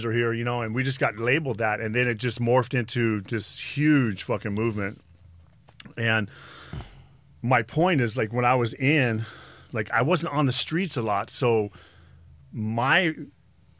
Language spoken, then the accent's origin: English; Los Angeles, California, United States; I'm from Venice.